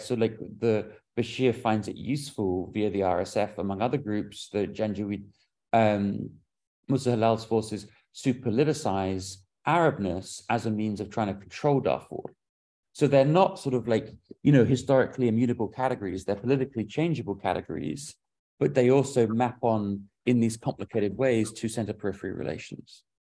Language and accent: English; London, United Kingdom; moved away; I grew up in London